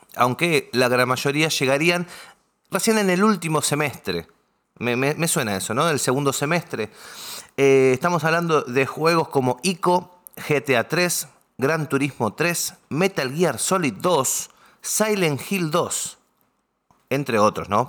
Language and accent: Spanish; Argentina